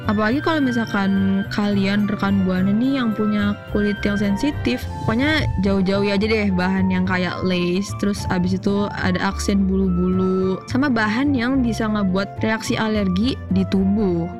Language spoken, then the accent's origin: Indonesian; Jakarta, Indonesia; gue dari Jakarta dari Betawi